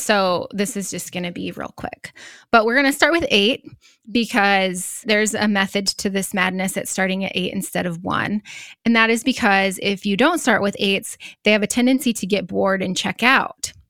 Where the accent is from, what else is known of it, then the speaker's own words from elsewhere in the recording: Northeast Nebraska, United States; also born or lived in Sand Hills, Nebraska; I grew up in Northeast Nebraska, but I currently live in the Sand Hills